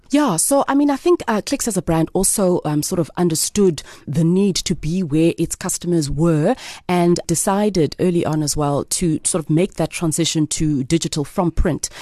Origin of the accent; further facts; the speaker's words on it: Grahamstown, Eastern Cape, South Africa; also born or lived in East London, South Africa / Alice, South Africa / Johannesburg, South Africa; Originally, I am from East London. Okay. Um, I'm a girl from East London. Also grew up in Alice when I was a really nice. young girl. Um, went to boarding school in Grahamstown for most of my life.